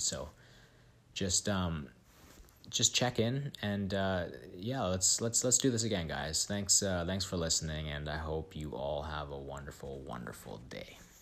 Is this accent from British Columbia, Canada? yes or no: yes; Vancouver, British Columbia, Canada; moved away as an adult; now in British Columbia interior, Canada; I grew up in Vancouver, um, in the Pacific Northwest